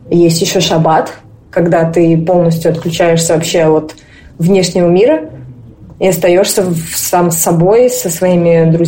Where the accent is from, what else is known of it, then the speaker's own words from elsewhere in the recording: Moscow, Russia; moved away as an adult; now in Tel Aviv, Israel; мне 26 лет, я коренная москвичка. Сейчас я живу в Израиле, в Тель-Авиве, а, переехала я в конце мая, 25 числа.